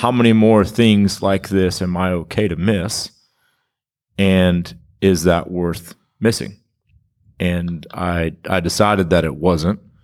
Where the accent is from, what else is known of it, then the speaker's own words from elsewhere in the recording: Kansas, United States; now in Stillwater, United States; I grew up in Kansas